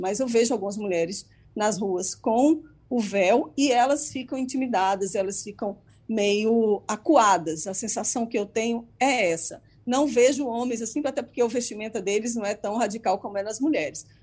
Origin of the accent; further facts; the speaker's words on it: Brazil; now in United States; como jornalista e como cidadã brasileira